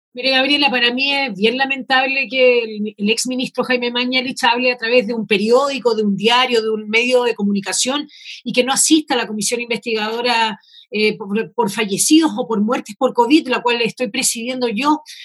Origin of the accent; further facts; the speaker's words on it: Chile; somos varios los chilenos